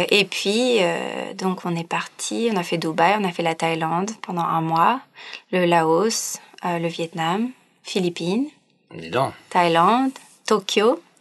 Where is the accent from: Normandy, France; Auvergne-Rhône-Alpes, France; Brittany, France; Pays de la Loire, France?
Auvergne-Rhône-Alpes, France; Chambéry; born there; also born or lived in Pau, France; Je suis née à Chambéry, en Savoie, en France. j'ai beaucoup bougé toute ma vie, j'ai suivi mes parents partout. encore quand j'ai étudié, j'ai fait une école de commerce à Pau.